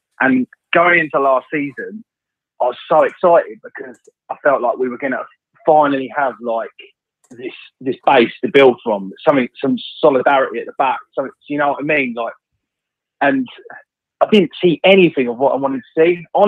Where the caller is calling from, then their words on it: Worthing, South East England, United Kingdom; I'm calling from Worthing.